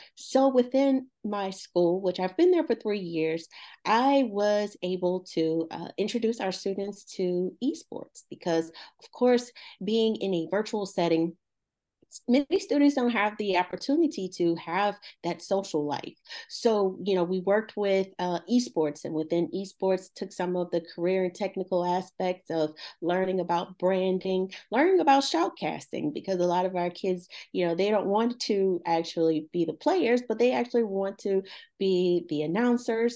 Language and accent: English; Baldwin, Louisiana, United States; also born or lived in Franklin, Louisiana; I am from a little town called, uh, Baldwin, Louisiana